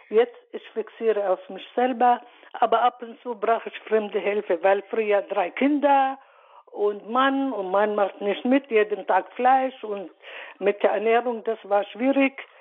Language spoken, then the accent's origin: German; Palestine; German is a second language; moved away as an adult; now in Munich, Germany; bin nächstes Jahr 70, ich komme aus Palästina, mhm. lebe seit äh, 47 Jahren hier in München.